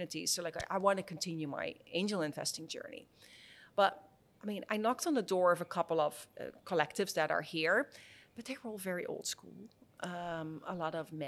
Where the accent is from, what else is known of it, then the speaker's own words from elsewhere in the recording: Netherlands; moved away as an adult; also born or lived in San Francisco, United States; I was born in the Netherlands